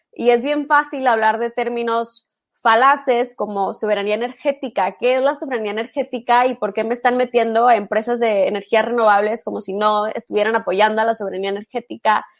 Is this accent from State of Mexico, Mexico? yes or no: no; Monterrey, Nuevo León, Mexico; yo soy de Monterrey